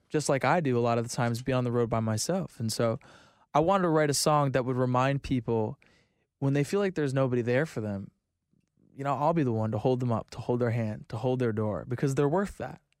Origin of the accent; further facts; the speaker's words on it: Florida, United States; I'm from Florida.